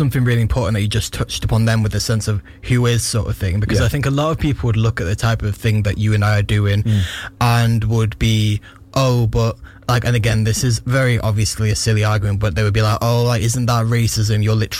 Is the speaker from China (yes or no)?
no; Warrington, North West England, United Kingdom; Warrington, yeah. I grew up in Warrington.